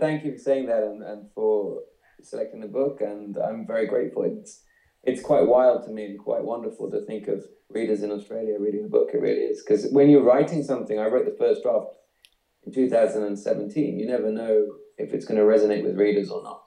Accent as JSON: {"language": "English", "area": "the Fens", "region": "east of England", "country": "United Kingdom", "tie": "born or raised there", "said": "it's where I grew up. It's the east of England, so it's kind of reclaimed land"}